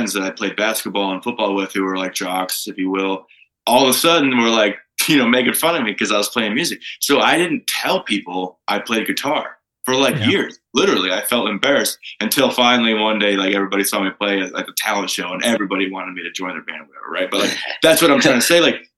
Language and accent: English; Toledo, Ohio, United States; moved away as an adult; now in Arizona, United States; I grew up in Toledo, just south of Detroit.